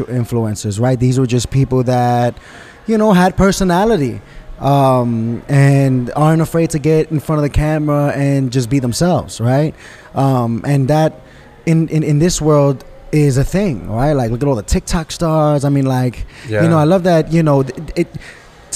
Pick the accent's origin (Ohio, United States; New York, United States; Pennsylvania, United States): New York, United States; New York City; From Spanish Harlem, born and raised in New York City